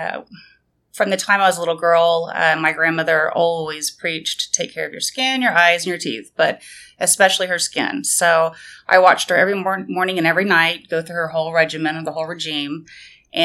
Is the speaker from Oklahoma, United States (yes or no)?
yes; Enid, Oklahoma, United States; also born or lived in Tulsa, Oklahoma; now in Sapulpa, United States; I'm originally from Enid, Oklahoma, and graduated from Garber High School